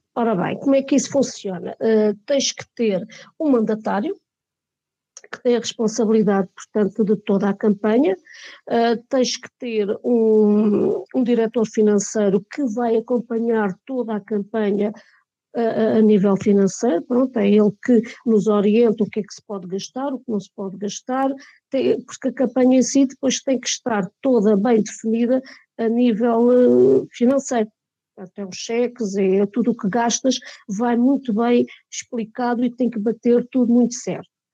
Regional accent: Mora, Alentejo, Portugal; somos todos de Mora. Eu sou de Mora, os meus pais são de Mora, os meus avós eram de Mora.

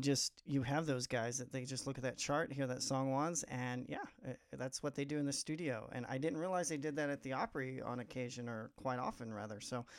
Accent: Missouri, United States; also born or lived in Nashville, Tennessee; I'm not from Nashville. I'm actually from Missouri, but I did live in Nashville for a couple years

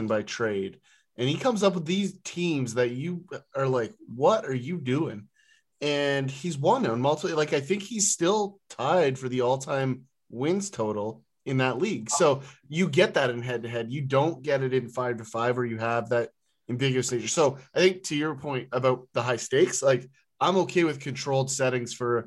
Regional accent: near Port Lambton, Ontario, Canada; I grew up near the American border. And so there's a small town just north of the town that I grew up in called Port Lambton

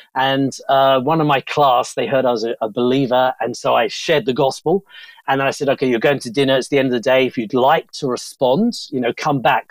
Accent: Bromley, London, United Kingdom; moved away; also born or lived in India; I'm from Bromley, southeast London.

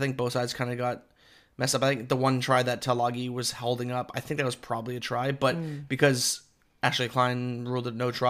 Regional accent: Queensland, Australia; as a Queenslander

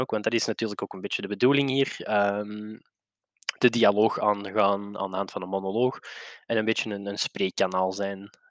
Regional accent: Brasschaat, Flanders, Belgium; Eh, ik ben een boy uit de Brass Ghetto. Niet dat ik er blij mee ben, maar het is zo, helaas.

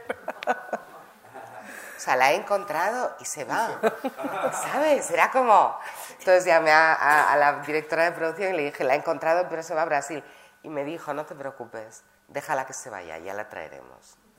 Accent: Madrid, Community of Madrid, Spain; moved away as an adult; also born or lived in Granada / London / New York; Cuando éramos pequeños salimos de Granada, llegamos a Madrid

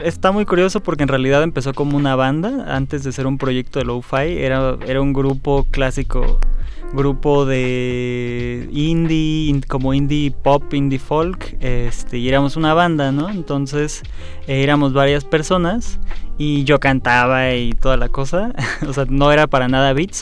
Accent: Mexico; como mexicanos sabemos que somos mexicanos

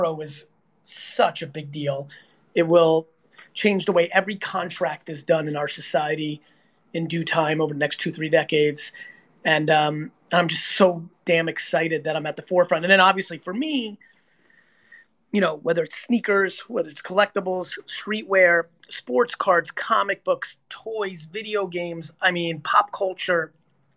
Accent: New Jersey, United States; I'm 46 years old and I grew up in Jersey

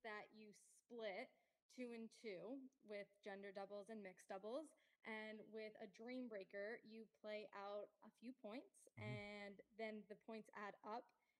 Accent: South Florida, United States; also born or lived in North Carolina; South Florida. Went to school in North Carolina. Nice. And then decided to come right on back down to Florida. And I've loved it here.

